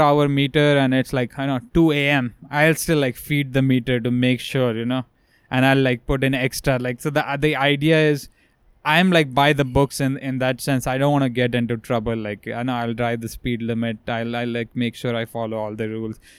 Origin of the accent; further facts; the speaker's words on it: India; moved away; as an Indian person